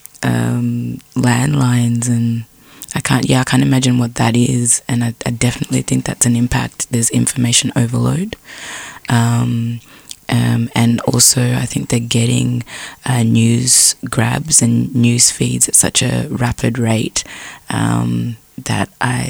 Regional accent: Frankston, Victoria, Australia; When I was growing up in Frankston in flats

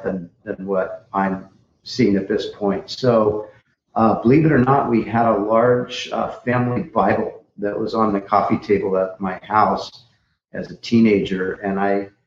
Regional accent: Orange County, Southern California, United States; I grew up in Southern California, Orange County, the whole, beach and surf scene

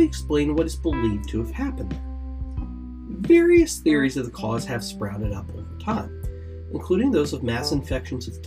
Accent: Ohio, United States; my home state of Ohio

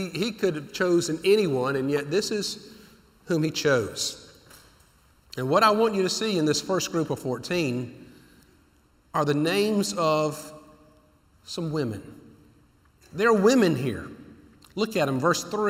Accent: Decatur, United States; moved away; When I go to Decatur, my home

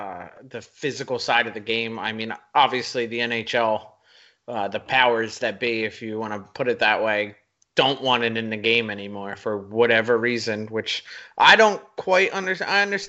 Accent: Philadelphia, Pennsylvania, United States; I'm from Philly, well, the Philly area.

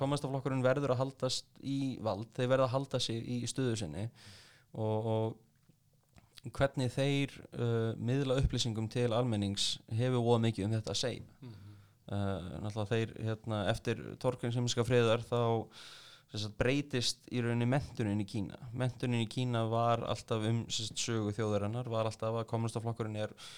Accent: Iceland; ég er frá Íslandi

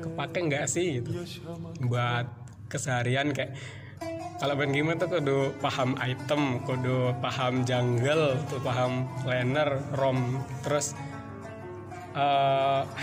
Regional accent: Pringsewu, Lampung, Indonesia; also born or lived in Ambarawa; Pringsewu masih di Pringsewu di tepatnya di desa Sukoharjo satu gitu tapi lahirnya nggak di situ sih gitu. lahirnya di Ambarawa gitu di Ambarawa sampai umur 3 tahun gitu. terus pindah ke Sukoharjo satu

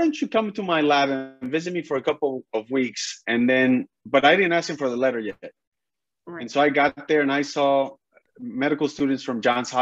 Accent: northern Mexico, Mexico; moved away as an adult; I'm from Mexico

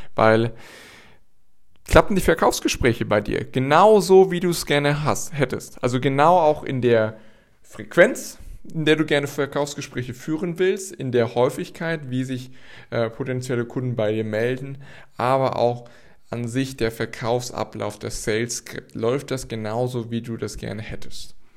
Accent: Gießen, Hesse, Germany; in Gießen passiert, also in meiner Heimatstadt

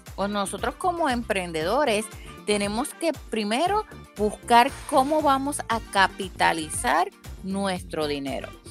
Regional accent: Puerto Rico; yo soy de Puerto Rico

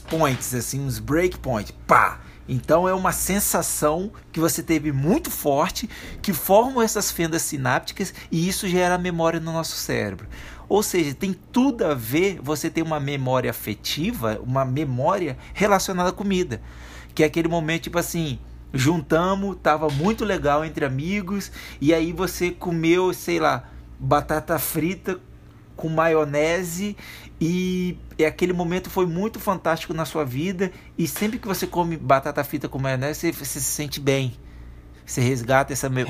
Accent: Espírito Santo, Brazil; Espírito Santo, cultura capixaba

